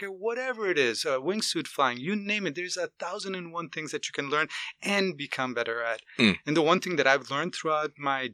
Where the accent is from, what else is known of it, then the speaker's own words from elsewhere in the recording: Riyadh, Riyadh Province, Saudi Arabia; my home city of Riyadh